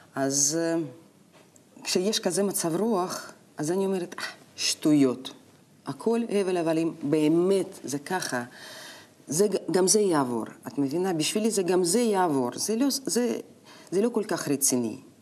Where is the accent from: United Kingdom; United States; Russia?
Russia; Novosibirsk, Novosibirsk Oblast; Hebrew is a second language; moved away as an adult; also born or lived in Moscow, Russia; now in Israel; אני נולדתי בנובוסיבירסק.